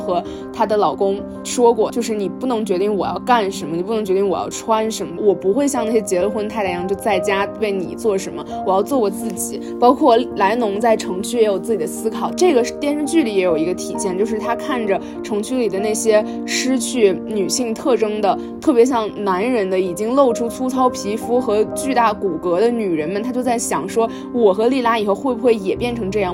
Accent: Taiyuan, Shanxi, China; moved away; also born or lived in United States; 我是来自山西太原的一位十八岁的读者

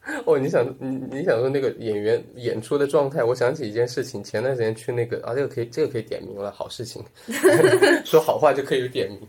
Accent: Sichuan, China; also born or lived in Tianjin; now in Chengdu, China; 我， 我是， 我是四川人， 从小就是四川人

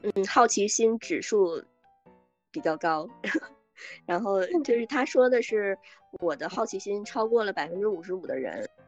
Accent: Northeast China, China; 我也是东北人

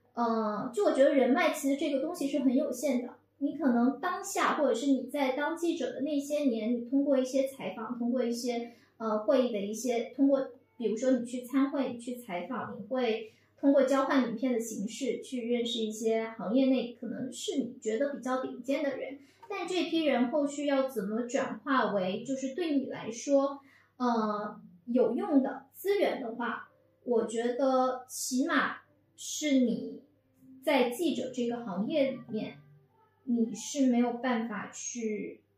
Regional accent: Fujian, China; moved away as an adult; now in Beijing, China; 我是福建的，土生土长

